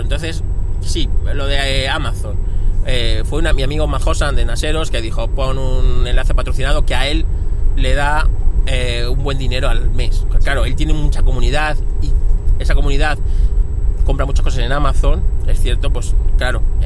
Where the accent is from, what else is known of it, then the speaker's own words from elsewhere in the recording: Spain; somos españoles